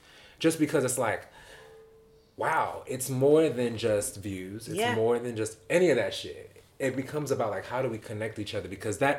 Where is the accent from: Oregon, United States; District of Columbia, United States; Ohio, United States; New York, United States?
New York, United States; New York City; Like, because I, as a New Yorker, go to London, I feel safe.